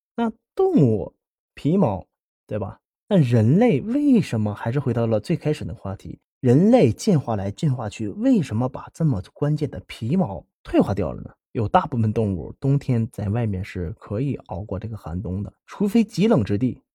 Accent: Heilongjiang, China; accent: Northeastern Mandarin; 我是在东北出生的嘛，黑龙江那边

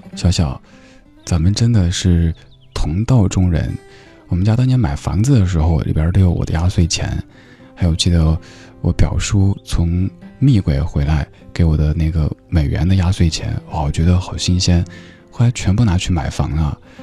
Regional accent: Chengdu, Sichuan, China; moved away; 我老家成都

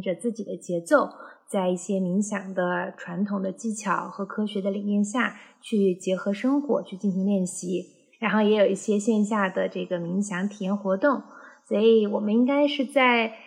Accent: Xinjiang, China; now in Chengdu, China; 我是小时候一直在新疆出生长嗯。大

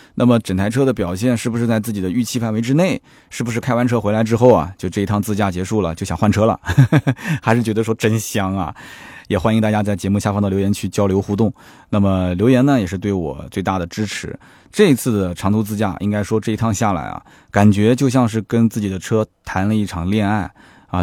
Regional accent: Nanjing, Jiangsu, China; 我们南京这边呢，还是讲究这个，这个小日子过着舒服就行了

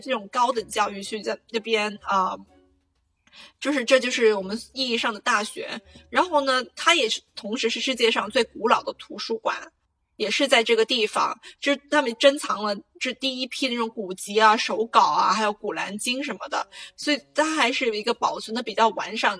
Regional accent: Guangdong, China; moved away as an adult; now in Casablanca, Morocco; 我们广东人

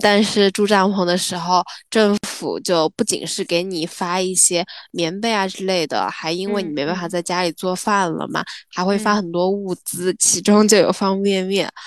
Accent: Sichuan, China; 作为一个四川人，我们的嗯。家乡嗯就，是的，呃，我们的家乡就，呃，挨着汶川的嘛

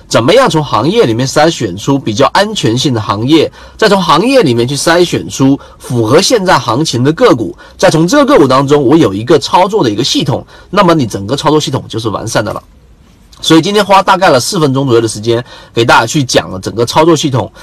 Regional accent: China; 我们中国人

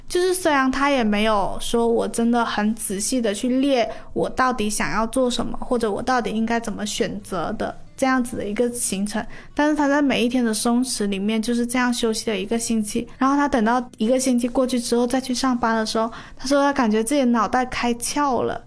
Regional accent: Guangdong, China; 就是身为广东人呢，就是大家都会选择在上火热气的时候喝凉茶嘛

